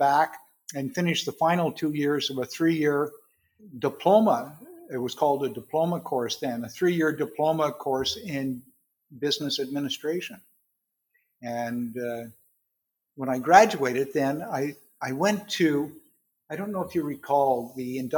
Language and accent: English; Quyon, Quebec, Canada; I was born and raised in a little town called Quill, Quebec, which is in the Ottawa Valley, about across from Iron Prior, Ontario